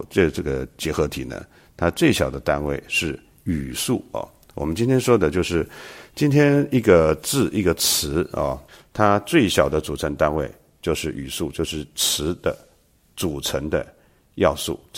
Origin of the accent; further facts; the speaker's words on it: China; 我们中国人是喜欢玉的，我们说冰清玉洁